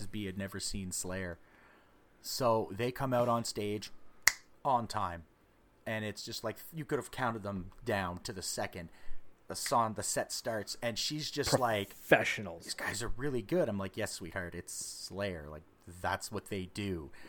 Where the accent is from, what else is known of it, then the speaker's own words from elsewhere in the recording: Ottawa, Ontario, Canada; well basically the same distance from where we're from Ottawa.